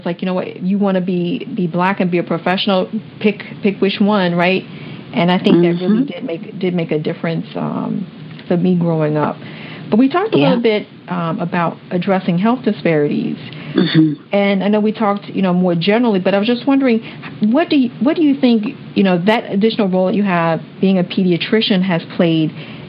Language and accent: English; Washington, District of Columbia, United States; there was no other place I grew up, so I grew up in Washington, D.C.